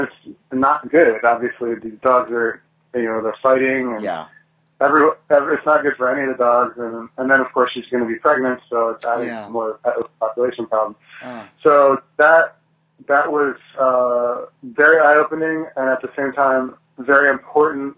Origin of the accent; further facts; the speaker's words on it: Delaware, United States; moved away; I'm from Delaware